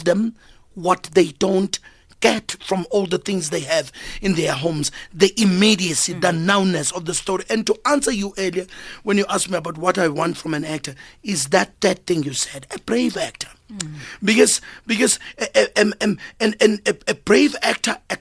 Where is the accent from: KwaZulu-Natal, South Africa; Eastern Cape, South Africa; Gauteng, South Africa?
KwaZulu-Natal, South Africa; Durban; moved away as an adult; also born or lived in Cape Town; now in Johannesburg, South Africa; I grew up in Durban.